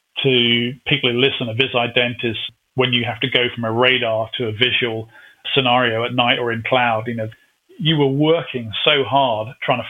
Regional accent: United Kingdom; Again, being typically British, we put the Genie nuclear missile and we actually fitted it onto the side of the fuel tank.

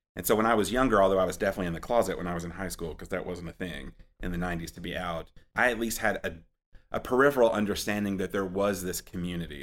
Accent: Anniston, Alabama, United States; also born or lived in Tuscaloosa / Charlotte; now in Birmingham, United States; I grew up in Anniston, um, and lived there, and lived there between there and Tuscaloosa until I moved to Charlotte and then came back to Birmingham for the project

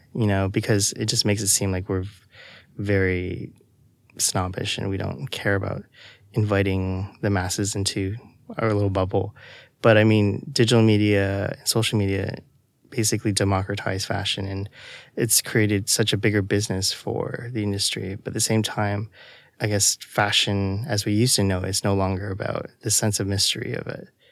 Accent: Toronto, Ontario, Canada; I'm originally from Toronto, Canada.

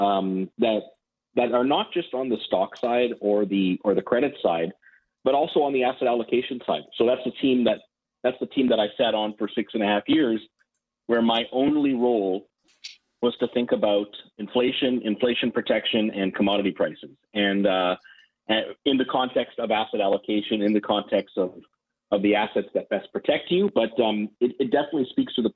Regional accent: Canada; moved away as an adult; also born or lived in Ottawa / Montreal; now in Boston, United States; I'm Canadian

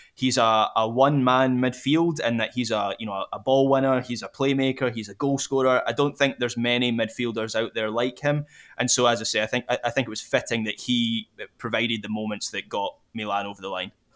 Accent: Scotland, United Kingdom; as a Scot

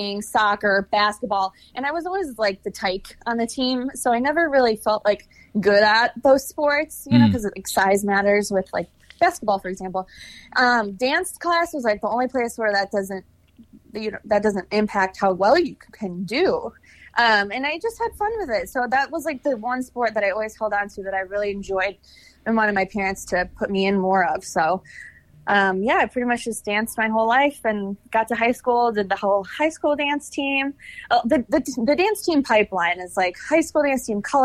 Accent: Chicago, Illinois, United States; moved away as an adult; also born or lived in Kansas City; now in Los Angeles, United States; I'm from Chicago

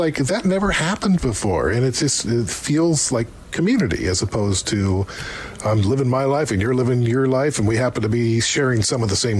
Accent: United States; now in Canada; growing up in America

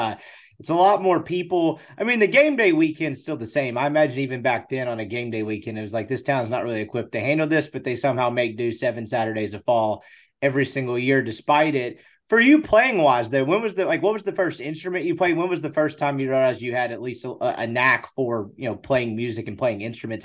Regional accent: Jackson, Mississippi, United States; moved away as an adult; also born or lived in Dallas, Texas; now in Oxford, United States; I went to school here. I grew up coming here. I'm from Jackson, Mississippi.

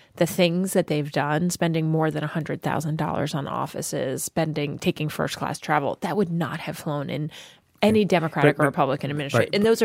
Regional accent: New Jersey, United States; in my home state, Senator Cory Booker

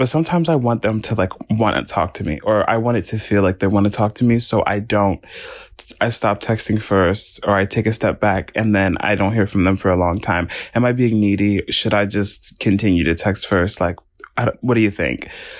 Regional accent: Maryland, United States; My pronouns are they, them, and I'm from Maryland.

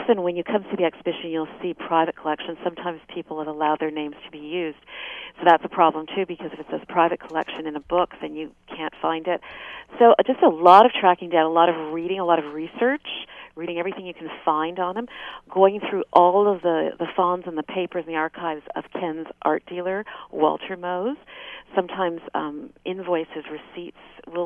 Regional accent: Quebec, Canada; now in Ontario, Canada; I didn't grow up in Ontario. I grew up in Quebec.

